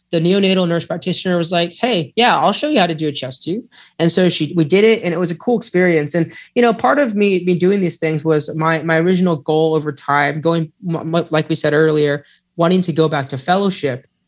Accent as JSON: {"language": "English", "region": "California", "country": "United States", "also_born_or_lived": "Texas", "moved": "yes", "said": "I'm from California, but I don't claim that as home"}